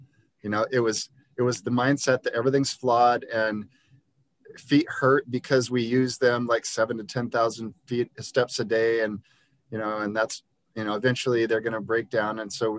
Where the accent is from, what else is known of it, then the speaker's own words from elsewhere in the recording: Liberia; And I grew up in Liberia, West Africa, where my friends didn't own shoes.